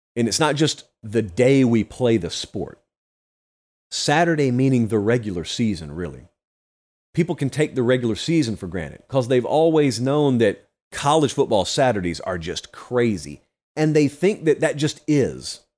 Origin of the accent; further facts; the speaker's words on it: Georgia, United States; I'm from Georgia